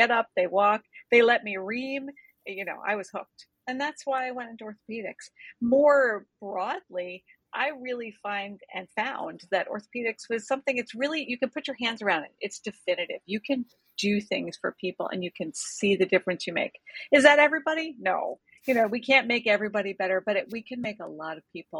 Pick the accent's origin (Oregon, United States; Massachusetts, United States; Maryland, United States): Maryland, United States; moved away as an adult; also born or lived in Pennsylvania / Rhode Island; I grew up in Maryland